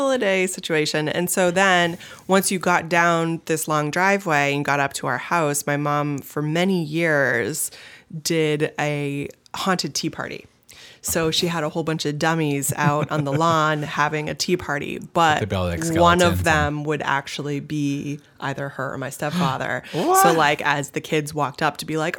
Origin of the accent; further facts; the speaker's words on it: Brentwood, New Hampshire, United States; Growing up in Brentwood, New Hampshire, it's like there are no sidewalks